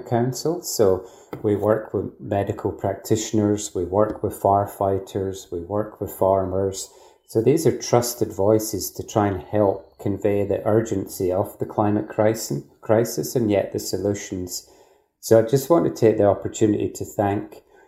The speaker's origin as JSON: {"language": "English", "region": "Scotland", "country": "United Kingdom", "moved": "yes", "lives_now": "Australia", "said": "you'll guess from my accent. I'm not from Australia originally, from Scotland"}